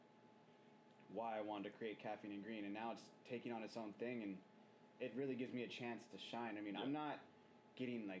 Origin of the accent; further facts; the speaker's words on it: Bay Area, California, United States; moved away; I'm from the Bay Area